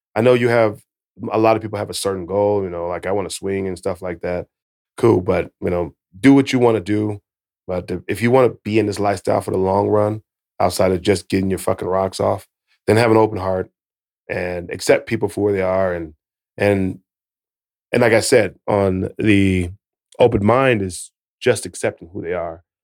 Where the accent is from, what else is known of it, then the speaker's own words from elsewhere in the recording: United States; I'm from America